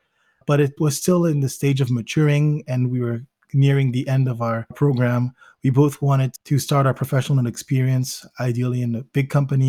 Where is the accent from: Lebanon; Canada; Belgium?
Belgium; also born or lived in Zimbabwe / United States; I was born in Belgium. And immediately after that, we moved to Zimbabwe, where I spent part of my childhood, then to the United States, where I spent another part of my childhood, and then back to Belgium, where I did most of my high school education